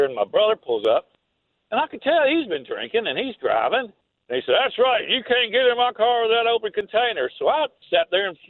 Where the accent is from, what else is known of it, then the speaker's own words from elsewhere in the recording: Nashville, Tennessee, United States; Now, I'm from Nashville, so he picked me up in Nashville.